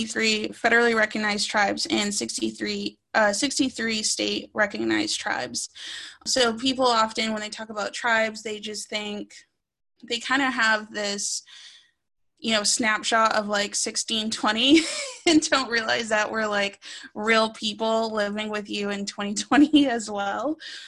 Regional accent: Wampanoag, Massachusetts, United States; I'm a Kwinawapanog. That's a nation in Massachusetts.

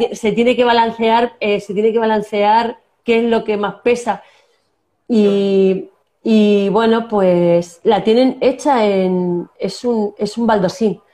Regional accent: Castilla-La Mancha, Spain; accent: manchego; moved away as an adult; also born or lived in Córdoba / Canary Islands; yo soy manchega, ya tengo mi acento

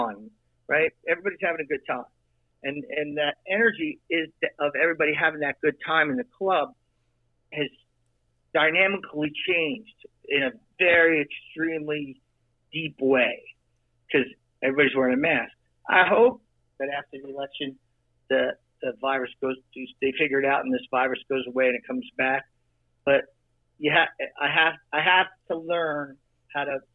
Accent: New Jersey, United States; I'm from Jersey.

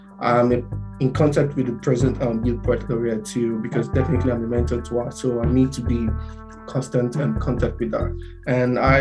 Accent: Nigeria; now in Mississauga, Canada; I wrote about being Nigerian

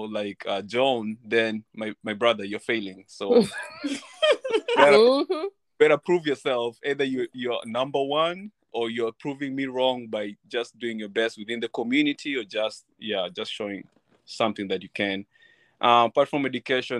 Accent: Kenya; now in Alaska, United States; I'm from Kenya

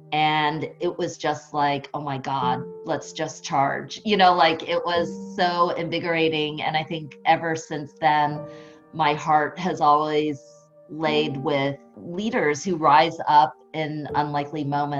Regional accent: Columbus, Ohio, United States; now in Philadelphia, United States; I grew up in Columbus, Ohio during Ronald Reagan's America.

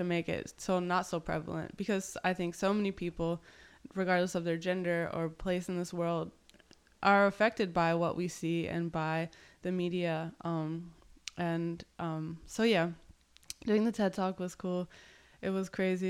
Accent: Lynchburg, Virginia, United States; moved away as an adult; also born or lived in Burlington, Vermont / El Salvador / Portland; now in Miami, United States; I was born in Burlington. I moved to Virginia in middle school

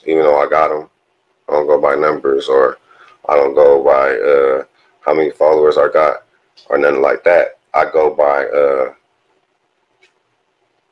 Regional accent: Inland Empire, California, United States; also born or lived in South Central, Los Angeles; I was born in South Central, y'all. You know, raised in the Inland Empire

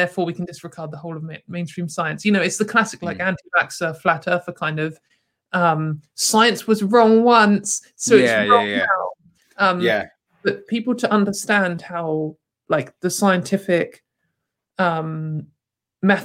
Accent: United Kingdom; as a British person, I've grown up for most of my life looking at America

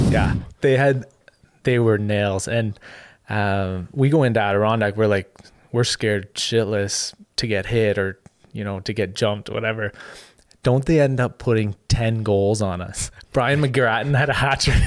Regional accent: Ottawa, Ontario, Canada; in Ottawa, so my hometown

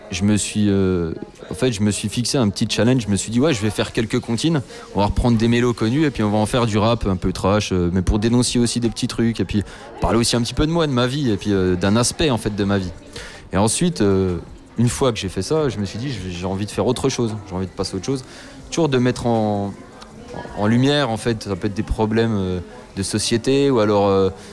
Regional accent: Spain; je suis espagnol

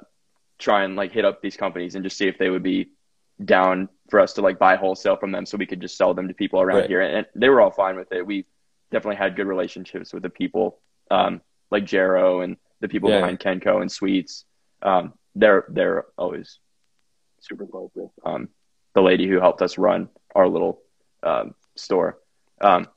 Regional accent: Franklin, Tennessee, United States; also born or lived in Alabama; I'm in Franklin, Tennessee right now. I'm actually back home from school

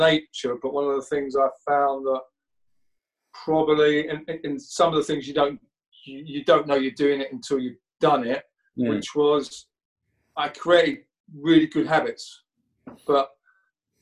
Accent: Essex, East of England, United Kingdom; I was this little kid from Essex.

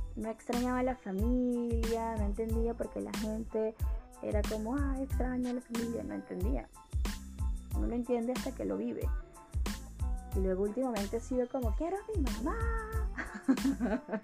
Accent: Caracas, Capital District, Venezuela; moved away as an adult; also born or lived in Colombia / Peru; now in Chile; yo soy de Caracas

